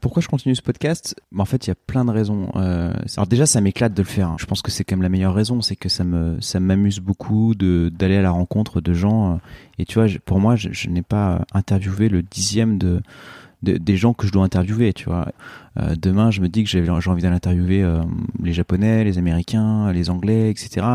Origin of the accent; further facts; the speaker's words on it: Oyonnax, Auvergne-Rhône-Alpes, France; j'ai grandi à Oyonnax dans l'Ain